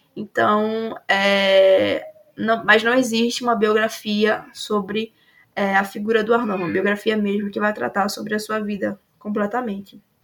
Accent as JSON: {"language": "Portuguese", "region": "Alagoas", "country": "Brazil", "said": "eu sou de Alagoas"}